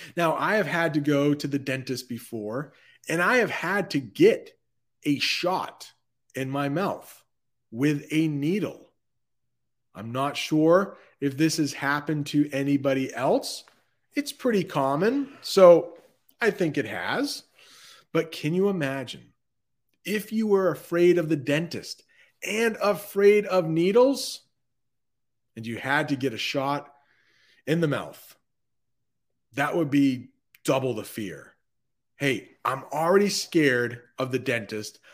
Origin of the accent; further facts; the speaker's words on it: United States; growing up in the United States in the nineteen eighties